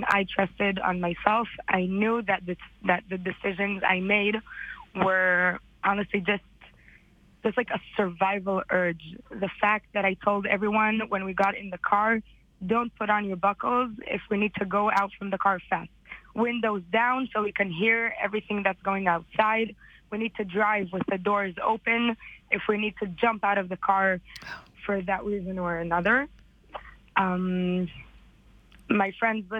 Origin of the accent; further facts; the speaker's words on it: Israel; also born or lived in United States; I was born in America and I came to Israel when I was 6.